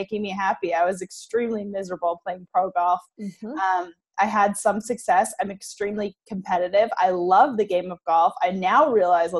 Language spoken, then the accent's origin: English; Canada; moved away as an adult; now in Arkansas, United States; But I am originally from Canada. I now live in Arkansas, actually.